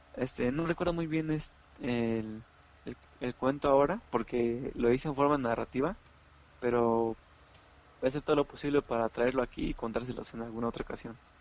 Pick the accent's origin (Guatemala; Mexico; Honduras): Mexico; como jóvenes, como mexicanos, como humanos